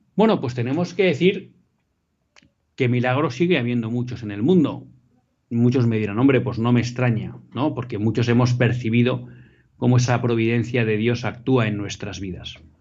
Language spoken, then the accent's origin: Spanish; Bilbao, Basque Country, Spain; moved away; estoy haciendo el programa desde mi tierra natal, desde Bilbao